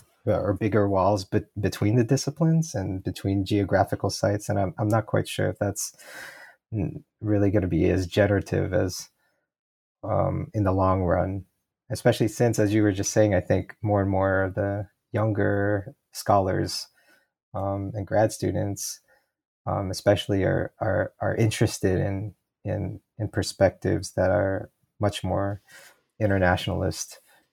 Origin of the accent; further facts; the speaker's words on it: Portland, Oregon, United States; I grew up in Portland, Oregon.